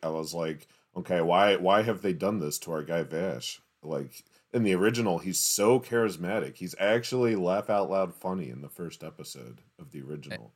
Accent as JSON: {"language": "English", "town": "Baltimore", "region": "Maryland", "country": "United States", "tie": "born or raised there", "also_born_or_lived": "Atlanta, Georgia", "said": "I was born in Atlanta and moved to Baltimore when I was like five"}